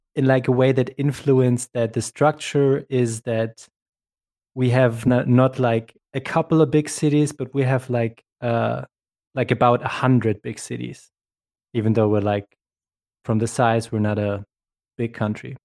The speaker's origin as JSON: {"language": "English", "country": "Germany", "second_language": "English", "said": "my home country of Germany"}